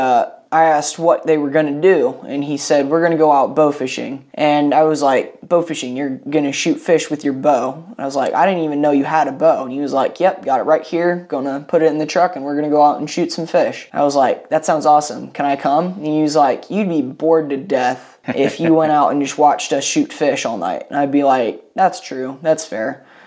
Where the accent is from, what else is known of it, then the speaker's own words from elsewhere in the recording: Longwood, Florida, United States; I was raised in Longwood.